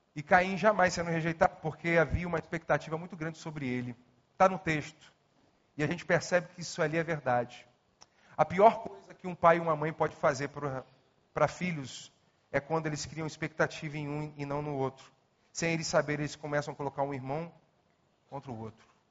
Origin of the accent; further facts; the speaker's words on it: Nova Iguaçu, Rio de Janeiro, Brazil; Nasci em Nova Iguaçu